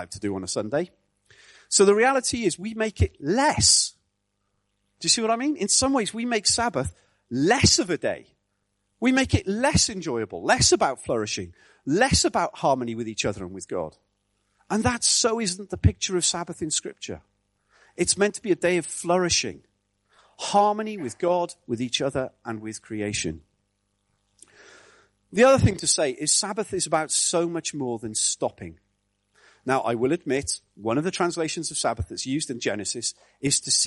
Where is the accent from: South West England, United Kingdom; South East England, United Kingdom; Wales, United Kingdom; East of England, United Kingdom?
Wales, United Kingdom; I grew up in Wales in the 70s